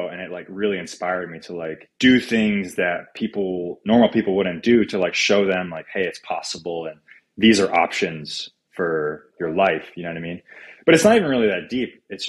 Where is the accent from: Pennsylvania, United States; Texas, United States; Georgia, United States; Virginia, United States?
Georgia, United States; Atlanta; From Atlanta, Georgia, man. Dirty South.